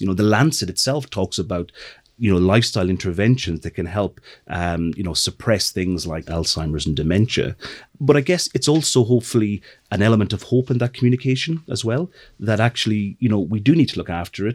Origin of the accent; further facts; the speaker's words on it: middle of Ireland, Midlands, Ireland; moved away as an adult; also born or lived in London; I'm from the middle of Ireland